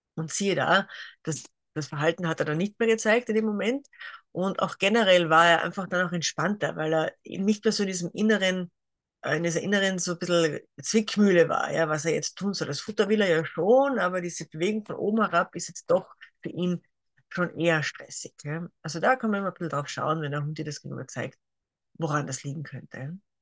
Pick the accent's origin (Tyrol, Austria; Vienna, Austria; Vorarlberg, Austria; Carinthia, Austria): Carinthia, Austria; also born or lived in near Graz, Styria; now in Graz area, Austria; komme ursprünglich aus Kärnten